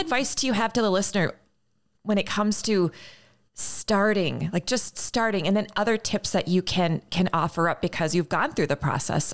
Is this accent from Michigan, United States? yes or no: no; Minneapolis–Saint Paul, Minnesota, United States; my hometown, the Twin Cities.